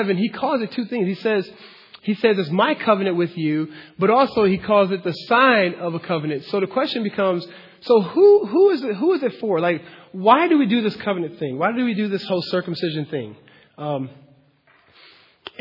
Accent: United States; I'm American

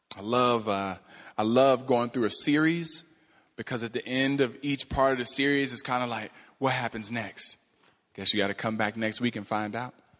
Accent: Cleveland, Ohio, United States; moved away; I'm from Cleveland originally

